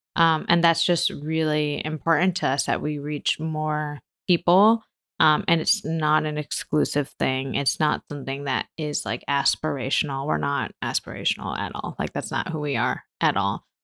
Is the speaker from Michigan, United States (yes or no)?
yes; Michigan, United States; also born or lived in New York; now in San Francisco, United States; I grew up in Michigan, and my family um, were Taiwanese